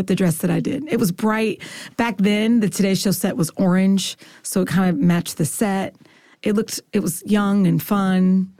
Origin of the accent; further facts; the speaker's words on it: Kansas, United States; moved away; also born or lived in Philadelphia, Pennsylvania; I was in Philly for 10 years, so they brought me cheesesteaks. And then I'm from Kansas